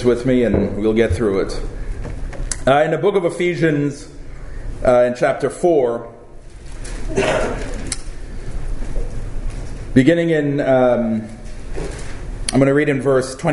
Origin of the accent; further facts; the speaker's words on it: Trinidad & Tobago; also born or lived in California; now in Florida, United States; I was born in Trinidad. That's where I was baptized.